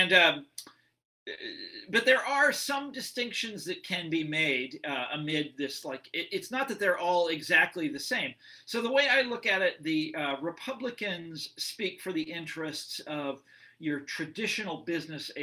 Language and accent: English; Kansas, United States; my home state in Kansas